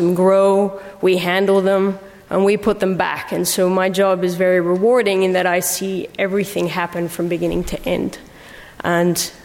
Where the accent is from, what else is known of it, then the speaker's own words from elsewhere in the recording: Mexico; moved away as an adult; also born or lived in United Kingdom; I'm actually half British, but I grew up in Mexico